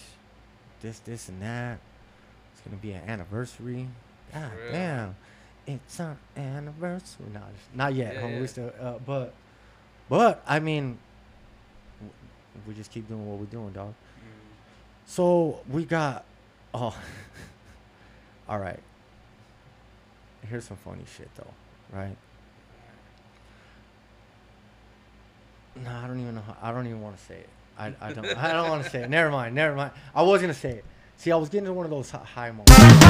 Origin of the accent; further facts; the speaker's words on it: Las Vegas, Nevada, United States; I'm from Las Vegas